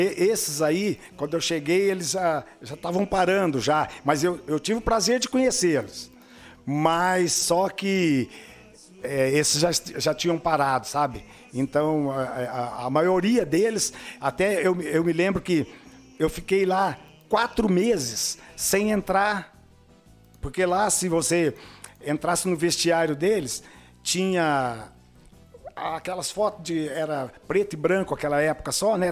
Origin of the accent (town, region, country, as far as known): Uberlândia, Minas Gerais, Brazil; moved away as an adult; also born or lived in Dourados; now in União da Vitória, Brazil